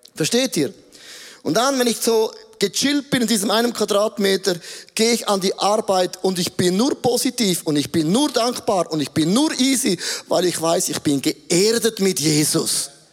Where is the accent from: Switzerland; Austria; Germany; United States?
Switzerland; Grabs, St. Gallen; Ich bin geboren in Grabs, St. Gallen, Bethlehem